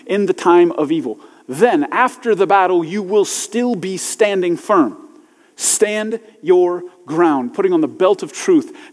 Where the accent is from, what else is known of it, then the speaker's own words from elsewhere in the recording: United States; I'm American and I'm a Christian